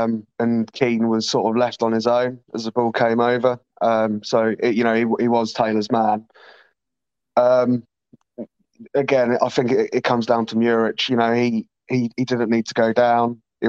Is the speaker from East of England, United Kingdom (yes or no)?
yes; Norwich, East of England, United Kingdom; I'm obviously from Norwich, as you can probably tell